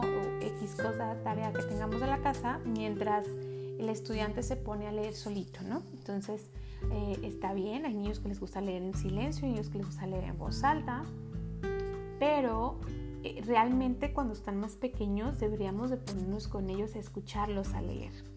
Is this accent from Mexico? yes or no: yes; Mexico; now in United States; yo vengo de México